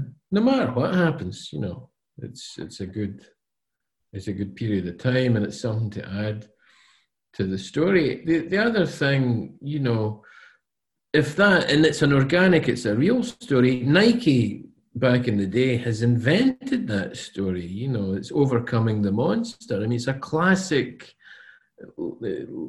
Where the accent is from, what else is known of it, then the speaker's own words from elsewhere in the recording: Scotland, United Kingdom; I am Scottish